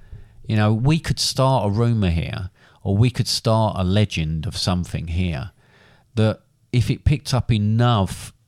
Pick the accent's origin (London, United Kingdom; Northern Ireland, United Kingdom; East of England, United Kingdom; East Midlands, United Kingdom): London, United Kingdom; I'm a Londoner.